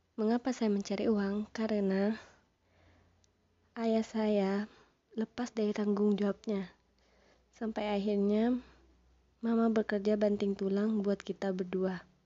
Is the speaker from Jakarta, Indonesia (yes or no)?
no; Sumenep, East Java, Indonesia; Saya lahir di Sumeneb pada tanggal dua puluh enam Februari dua ribu dua.